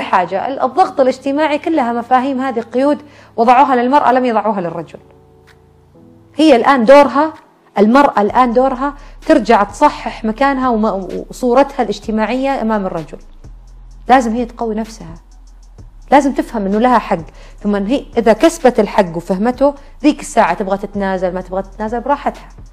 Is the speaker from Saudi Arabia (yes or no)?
yes; Najd, Saudi Arabia; عندنا في نجد